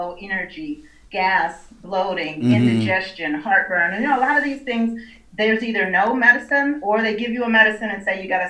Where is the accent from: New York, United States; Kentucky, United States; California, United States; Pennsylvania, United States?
New York, United States; Buffalo; moved away as an adult; now in Atlanta, United States; of Better Health Solutions. Little background, I'm originally from Buffalo, New York, came down here to Atlanta.